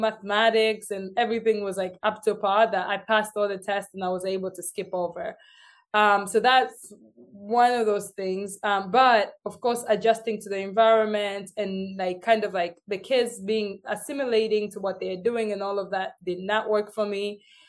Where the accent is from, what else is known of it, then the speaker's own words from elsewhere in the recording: Uganda; first language Luganda; English is a second language; especially coming in from school in Uganda. Cause I had to learn Uganda first and then learn English. So my accent was like, you couldn't even understand me.